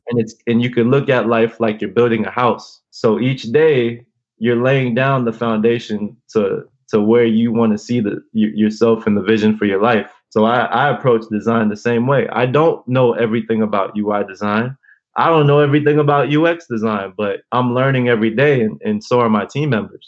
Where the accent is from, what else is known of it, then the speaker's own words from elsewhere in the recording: Los Angeles, California, United States; also born or lived in Alhambra; growing up in South